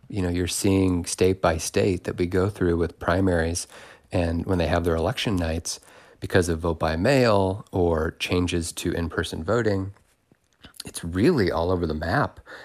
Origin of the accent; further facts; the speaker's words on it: Indiana, United States; I was from Indiana